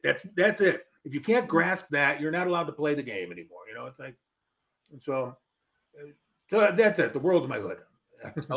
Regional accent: Melrose Park, Illinois, United States; also born or lived in northern Wisconsin / Chicago, Illinois; I spent my early youth in uh, northern Wisconsin, but I grew up in Melrose Park, Illinois

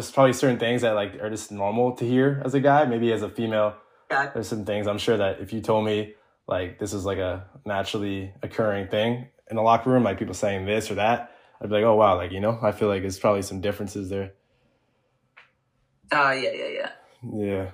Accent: Ottawa, Ontario, Canada; I'm Canadian. I don't think I mentioned it, but I'm actually from Ottawa, Ontario

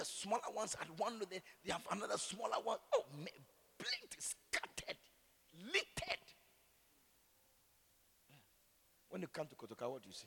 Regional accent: Accra, Greater Accra, Ghana; I'm from Gbese.

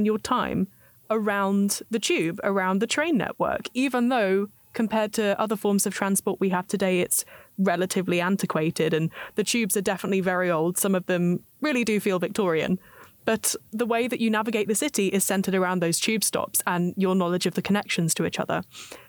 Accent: South East England, United Kingdom; accent: British; moved away; also born or lived in London; I'm from England, obviously, with my extremely British accent. But I'm also from the south, close to London, and I used to live and work there.

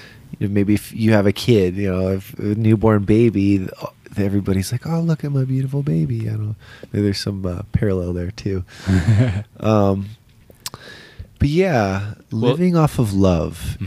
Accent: San Diego, California, United States; also born or lived in Colorado / Durango; now in Denver, United States; I grew up out in San Diego

